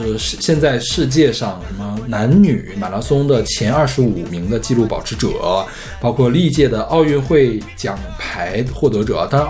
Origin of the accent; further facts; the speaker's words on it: Kenya; 因为我是肯尼亚人，